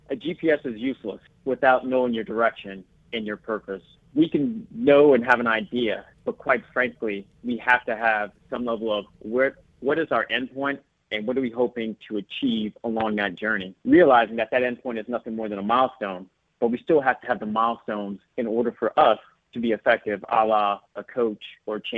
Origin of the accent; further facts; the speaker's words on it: Sterling, Virginia, United States; now in Los Angeles, United States; Yes, absolutely. Um, still uh, still defined it as home, but now called Los Angeles uh, my secondary home.